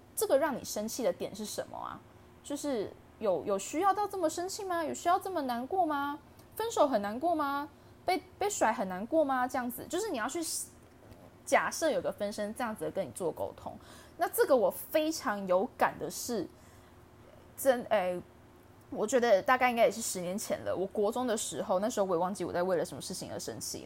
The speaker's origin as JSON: {"language": "Chinese", "country": "Taiwan", "said": "身为台湾人"}